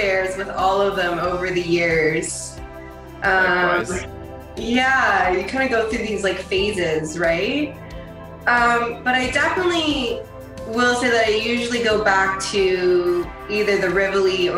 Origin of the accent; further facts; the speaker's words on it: Toronto, Ontario, Canada; I grew up in Scarborough, right at the borderline of Pickering